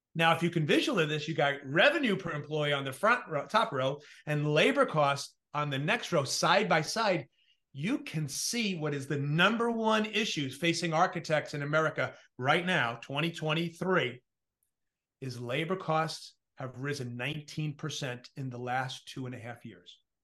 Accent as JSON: {"language": "English", "region": "New York", "country": "United States", "said": "I come from New York"}